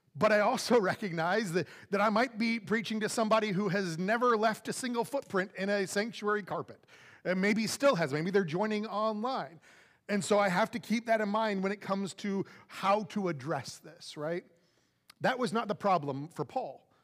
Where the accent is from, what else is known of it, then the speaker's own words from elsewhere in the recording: Florida, United States; now in Jersey Village, United States; I'm from Florida